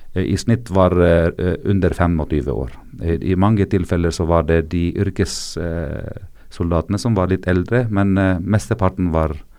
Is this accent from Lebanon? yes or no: yes; South Governorate, Lebanon; Norwegian is a second language; jeg libaneser, så jeg har vært der helt siden eh, mandatet egentlig